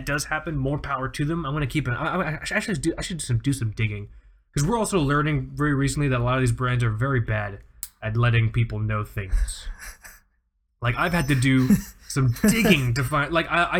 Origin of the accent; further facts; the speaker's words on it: South Florida, United States; we're from South Florida